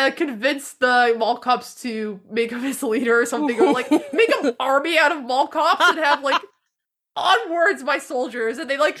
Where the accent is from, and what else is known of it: Burlington, Massachusetts, United States